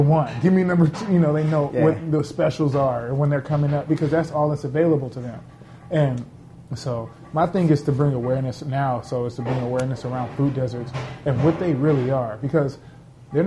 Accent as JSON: {"language": "English", "town": "Los Angeles", "region": "California", "country": "United States", "tie": "born or raised there", "said": "I grew up in South Central Los Angeles, which is considered a food desert"}